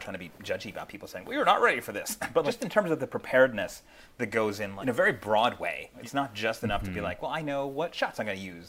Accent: Philadelphia, Pennsylvania, United States; I'm from Philadelphia

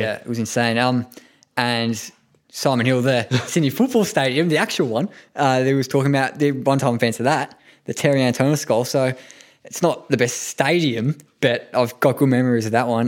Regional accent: Japan; now in Australia; I was born in Japan, obviously, went back a few years ago

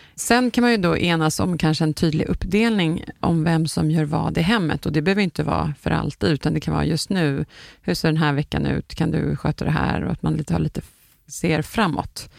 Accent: Sweden; som vi svenskar brukar säga

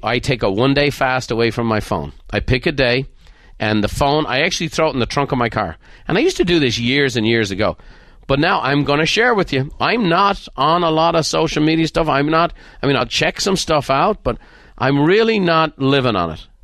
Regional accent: Ireland; moved away; growing up in Ireland

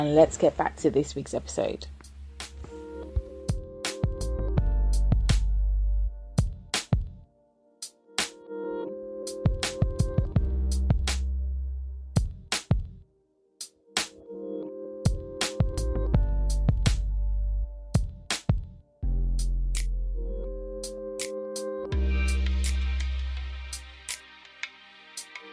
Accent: United Kingdom; also born or lived in Nigeria; I was born in Nigeria, so I had my primary school, most of my primary school years in Nigeria

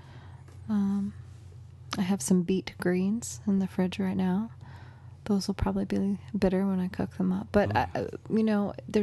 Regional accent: Massachusetts, United States; where I grew up in Massachusetts

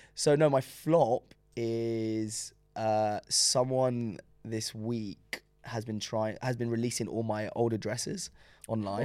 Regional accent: London, United Kingdom; first language French; English is a second language; I was born in London

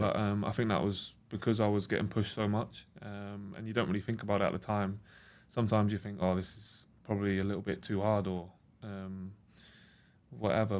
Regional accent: England, United Kingdom; I grew up in England, was born here and everything like

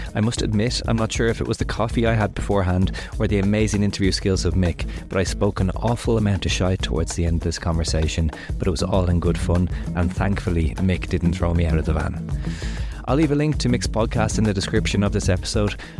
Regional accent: Ireland; as an Irish person

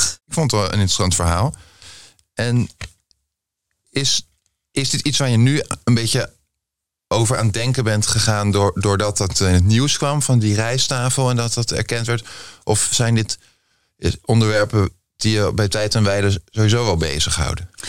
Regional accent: The Hague, South Holland, Netherlands; Ik ben ook Haags

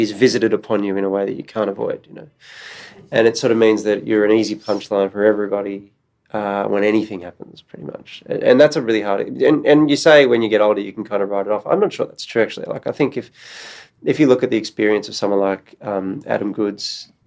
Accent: Melbourne, Victoria, Australia; growing up in Australia

